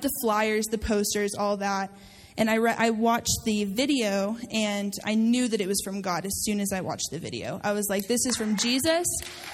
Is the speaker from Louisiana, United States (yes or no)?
no; Amarillo, Texas, United States; I'm a DLA intern this year. I'm a first year. I am from Amarillo, Texas.